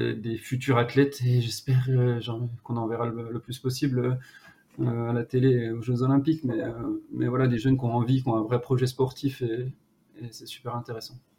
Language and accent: French; Jura mountains, Bourgogne-Franche-Comté, France; accent: Jura; je suis originaire des, montagnes du Jura